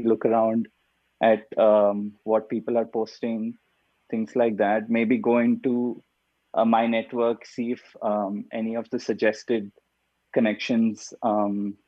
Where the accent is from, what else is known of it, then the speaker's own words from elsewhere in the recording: India; also born or lived in Mumbai, India; I'm originally from India